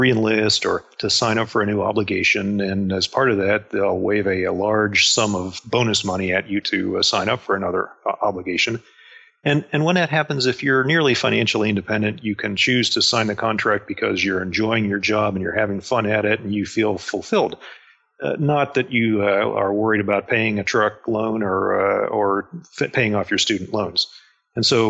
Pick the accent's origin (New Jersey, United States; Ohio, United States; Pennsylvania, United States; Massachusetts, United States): Pennsylvania, United States; Pittsburgh; moved away as an adult; I grew up outside of Pittsburgh, Pennsylvania, and I left as soon as I could. That's why I joined the Navy